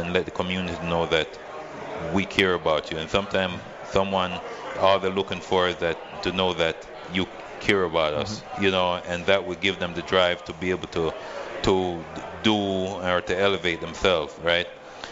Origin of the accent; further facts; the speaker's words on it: Freeport, United States; now in Las Vegas, United States; Freeport High School, my hometown